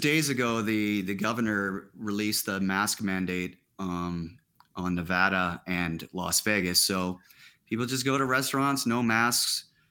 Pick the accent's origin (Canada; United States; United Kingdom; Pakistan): Canada; Saskatchewan; moved away; also born or lived in Ontario; I was from Saskatchewan, but they had liquor laws there